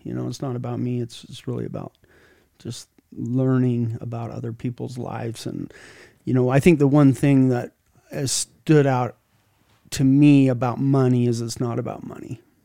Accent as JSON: {"language": "English", "town": "Sandy", "region": "Utah", "country": "United States", "tie": "born or raised there", "said": "I grew up in Sandy. I have, uh, went to Alta High School"}